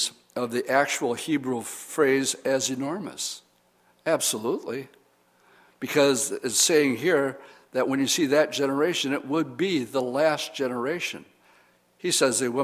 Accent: Oshkosh, Wisconsin, United States; I'm from Oshkosh

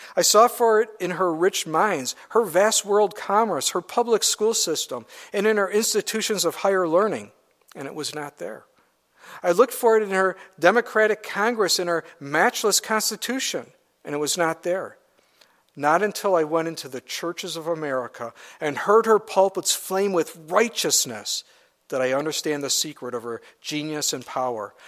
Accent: United States; as an American

